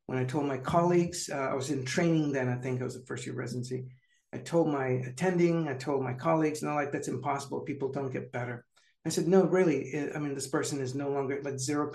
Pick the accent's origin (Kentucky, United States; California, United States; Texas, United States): California, United States; San Jose; I'm native to California. So San Jose is my hometown